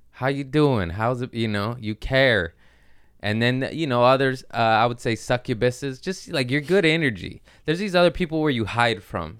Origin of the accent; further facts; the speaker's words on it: Torrance, California, United States; I grew up in Torrance, which is a nice area